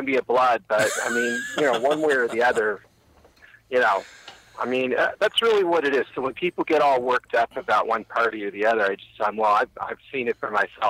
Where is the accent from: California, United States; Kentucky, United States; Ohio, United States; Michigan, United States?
California, United States; Central Coast; now in Massachusetts, United States; I'm originally from California.